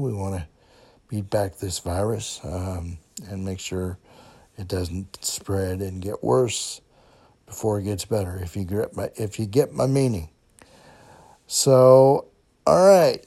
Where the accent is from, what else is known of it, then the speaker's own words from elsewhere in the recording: Kenosha, Wisconsin, United States; moved away; I grew up in Kenosha